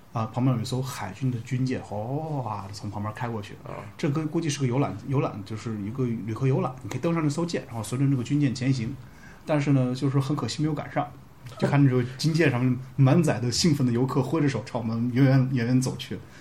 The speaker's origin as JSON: {"language": "Chinese", "country": "China", "said": "我们中国人"}